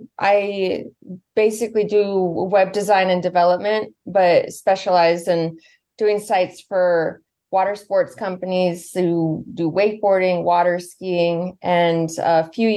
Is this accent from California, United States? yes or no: yes; Santa Rosa, California, United States; also born or lived in San Jose, California; now in Lake Tahoe, United States; I'm originally from Northern California, from Santa Rosa, but I've bounced around all over California and lived a couple places outside the U.S. too. And then I always had the goal to end up here in Tahoe